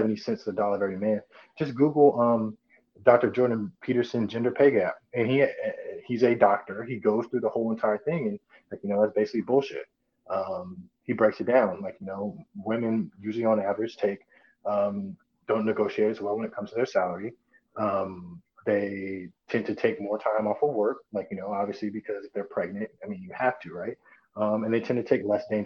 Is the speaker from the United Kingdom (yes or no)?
no; Italy; moved away; I'm American, but I was born in Italy. So I was raised over there.